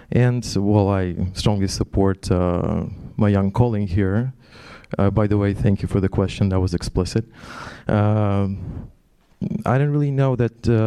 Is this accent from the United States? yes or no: no; Ukraine; moved away; I'm also from Ukraine.